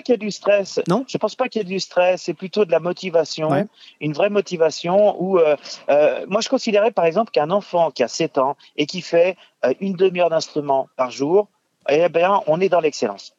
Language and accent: French; Tours, Centre-Val de Loire, France; also born or lived in Boulogne-Billancourt / Paris; j'ai fait euh, donc le conservatoire de Tours, puisque j'ai grandi à Tours